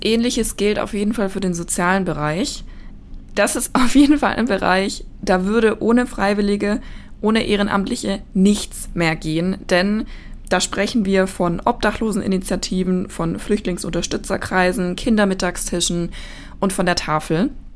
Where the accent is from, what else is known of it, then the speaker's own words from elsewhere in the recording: Erlenbach Binswangen, Bavaria, Germany; in erlenbach binswangen meinem Heimatort